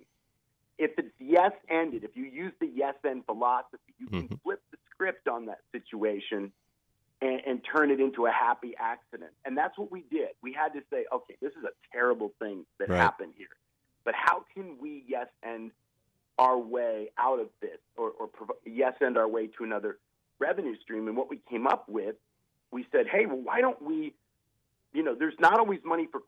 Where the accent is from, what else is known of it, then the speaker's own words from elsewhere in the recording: Ohio, United States; I grew up in Ohio. I'm from the Midwest